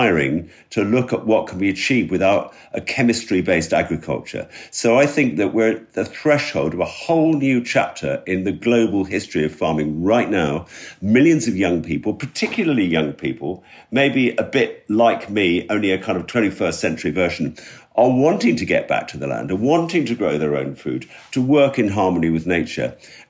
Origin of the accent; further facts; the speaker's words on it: London, United Kingdom; moved away as an adult; now in West Wales, United Kingdom; I grew up in London.